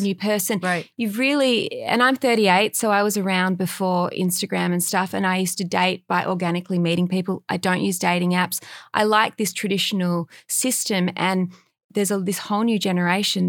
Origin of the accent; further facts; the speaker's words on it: Australia; now in Los Angeles, United States; I grew up in Australia and we had dogs as kids, and we had a backyard